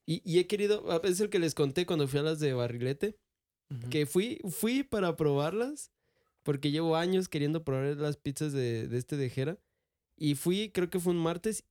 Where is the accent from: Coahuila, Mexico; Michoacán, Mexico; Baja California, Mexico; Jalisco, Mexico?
Michoacán, Mexico; nosotros somos de Michoacán